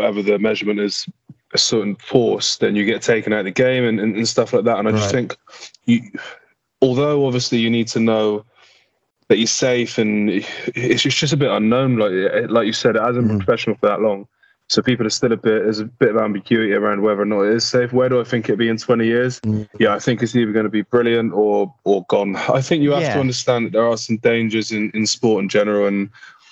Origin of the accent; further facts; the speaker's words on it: Bristol, South West England, United Kingdom; growing up in Knoll